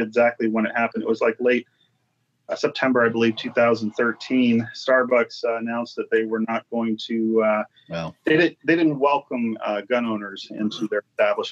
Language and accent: English; Dixie County, Florida, United States; I was born and raised in Florida. I'm a Florida native